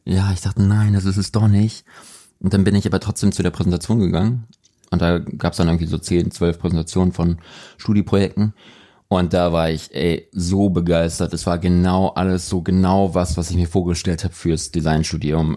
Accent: Hamburg, Germany; now in Cologne, Germany; ich bin in Hamburg aufgewachsen

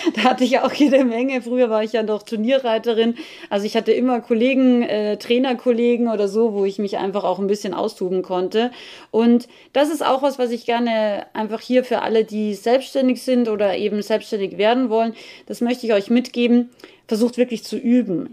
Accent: Austria; als Österreicherin

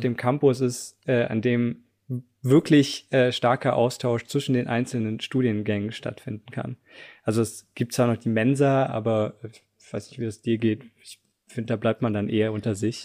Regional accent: Southern Germany, Germany; moved away as an adult; also born or lived in Tübingen / Munich; now in Potsdam, Germany; ich komme eigentlich auch aus Süddeutschland

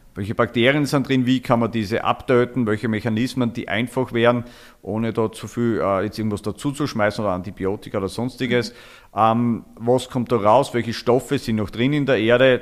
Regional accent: Styria, Austria; also born or lived in Falls Church, Virginia, United States; bei uns in der Steiermark

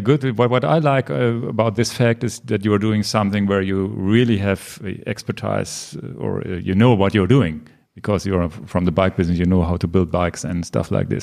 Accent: Hanover, Lower Saxony, Germany; English is a second language; here in my hometown hometown Hanover

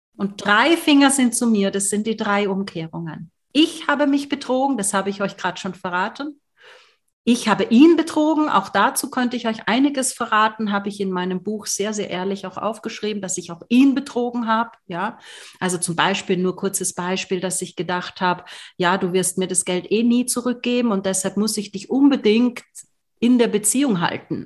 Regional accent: Austria; moved away; Ich komme aus Österreich ursprünglich

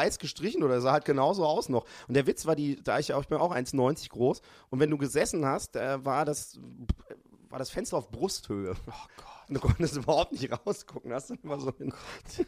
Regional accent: Hamburg, Germany; ich komme ja aus Hamburg

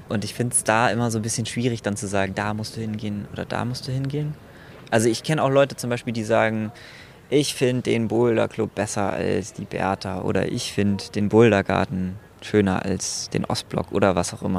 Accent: Berlin, Germany; ich als Berliner

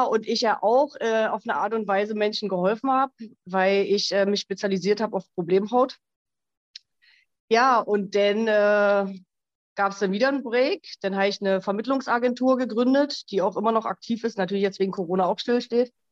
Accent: Berlin, Germany; now in Switzerland; ähm, 42 Jahre alt. Ich wohne in der Schweiz, ursprünglich aus Berlin

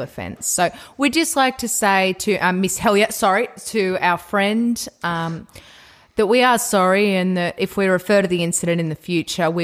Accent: Newcastle, New South Wales, Australia; I'm from Newcastle, New South Wales

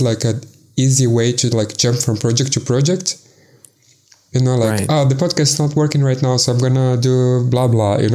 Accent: Salvador, Bahia, Brazil; first language Portuguese; English is a second language; moved away as an adult; also born or lived in Belo Horizonte, Brazil / Berlin, Germany / Munich, Germany; now in Lisbon, Portugal; I'm originally from Salvador, which is in the state of Bahia in Brazil, like the northeast

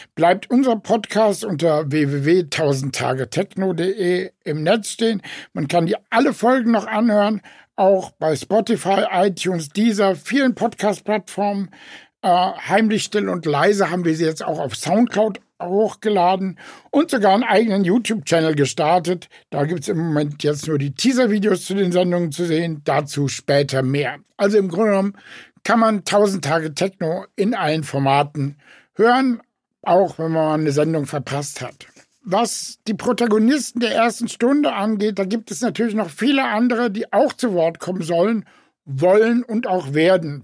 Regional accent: Frankfurt, Hesse, Germany; in Frankfurt, meiner Heimatstadt

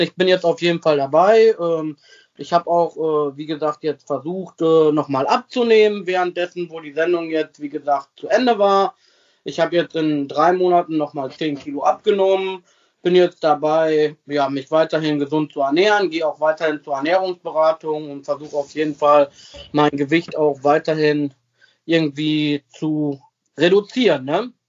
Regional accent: Sassenberg, North Rhine-Westphalia, Germany; also born or lived in Versmold / Bremen; geboren bin ich in Versmold, das ist äh, so eine kleine Nebenstadt, weil Sassenberg hat ja kein Krankenhaus gehabt und äh, ja, ich bin da aufgewachsen, also seit 36 Jahren lebe ich hier

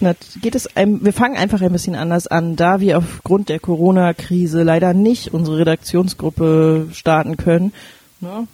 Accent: Berlin, Germany; moved away as an adult; now in Flensburg, Germany; Ich komme eigentlich aus Berlin

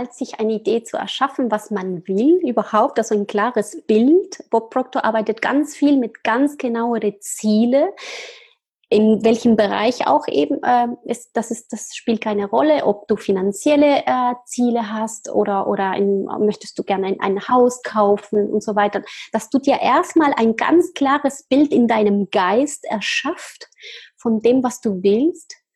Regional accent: Argentina; born there; German is a second language; Ja, also ich bin in Argentinien geboren, ich bin halb Argentinierin und halb Chilenerin.

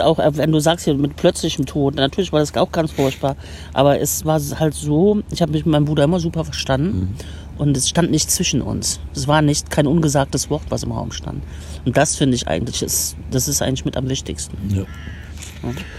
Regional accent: Aachen, North Rhine-Westphalia, Germany; moved away as an adult; also born or lived in Cologne; ich würde den Laden meiner Eltern übernehmen in Aachen

